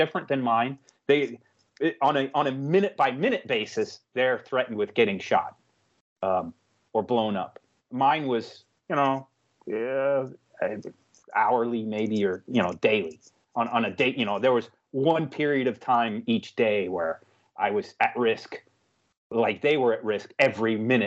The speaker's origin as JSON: {"language": "English", "country": "United States"}